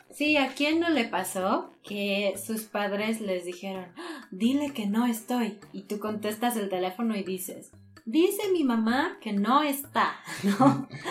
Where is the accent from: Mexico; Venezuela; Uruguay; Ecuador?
Mexico; nosotros como ciudadanos mexicanos